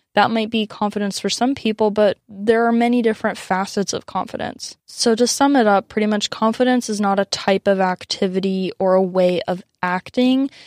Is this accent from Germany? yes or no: no; San Diego, California, United States; growing up in America, growing up in San Diego